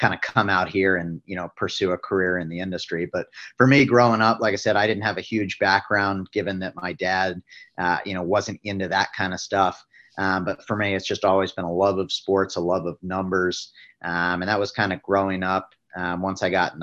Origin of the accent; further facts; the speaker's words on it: Northern Virginia, United States; moved away; I grew up back east in Northern Virginia